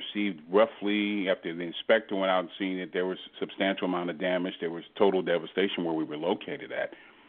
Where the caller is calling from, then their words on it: Houston, Texas, United States; also born or lived in Southern California / Long Beach, Mississippi; I'm calling from Houston, Texas.